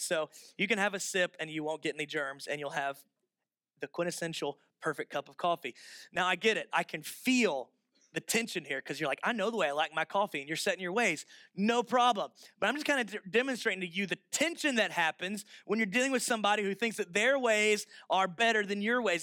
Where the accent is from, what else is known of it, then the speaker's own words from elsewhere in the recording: Florida, United States; moved away; I'm from Florida